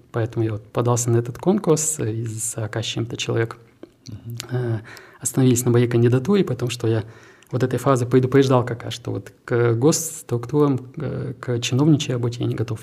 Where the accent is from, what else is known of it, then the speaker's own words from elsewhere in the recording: Krasnoyarsk, Krasnoyarsk Krai, Russia; moved away as an adult; also born or lived in Naberezhnye Chelny, Russia / Innopolis, Russia; now in Tatarstan, Russia; в 2013 году я из Красноярска переехал в Татарстан, и для меня как раз привлек IT-парк. Мы стали резидентом IT-парка, мы изначально поехали с семьей, с двумя сотрудниками, и, ну, собственно, три года у нас был э, офис в двух городах, в моем родном и в Набережных Челнах